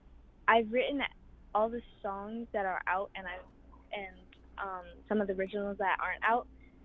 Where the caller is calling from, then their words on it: New York, United States; Home reservation of Wakusetsnet, right on the border of Canada and America, New York and Ontario.